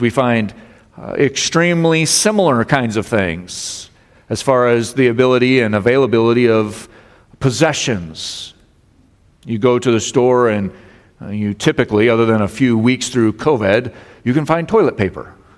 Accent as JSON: {"language": "English", "region": "Colorado", "country": "United States", "tie": "born or raised there", "moved": "yes", "lives_now": "Michigan, United States", "said": "I grew up in Colorado"}